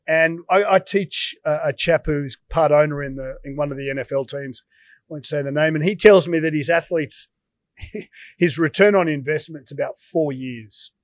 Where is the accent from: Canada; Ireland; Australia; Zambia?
Australia; as an Aussie